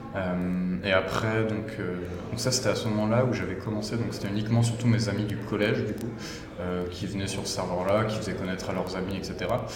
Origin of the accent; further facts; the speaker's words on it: Oise, Hauts-de-France, France; also born or lived in Paris / Lille; je suis originaire de l'Oise